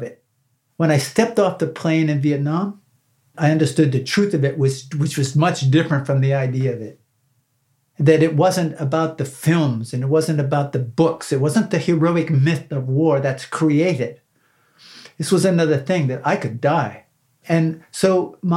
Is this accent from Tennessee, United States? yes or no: no; Northwest Pennsylvania, United States; I grew up in Northwest Pennsylvania